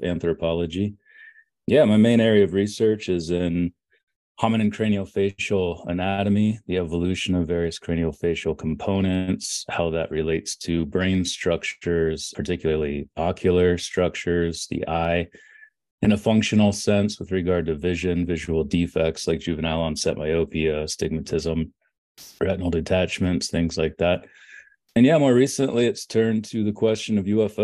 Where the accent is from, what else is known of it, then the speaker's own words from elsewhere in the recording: Orrville, Ohio, United States; I was born in Oroville, Ohio